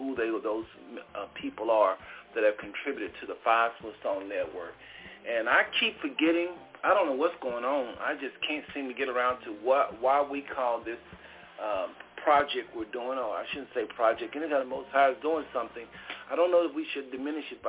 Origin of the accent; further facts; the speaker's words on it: United States; born and raised in America